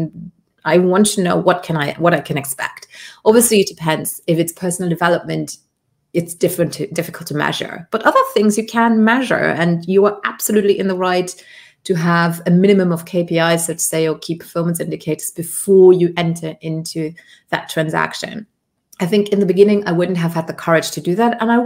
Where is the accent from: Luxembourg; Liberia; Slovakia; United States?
Luxembourg; accent: British; first language Luxembourgish; English is a second language; moved away; also born or lived in Colombia / United Kingdom; So I was raised in Luxembourg, Europe, which is a grand duchy.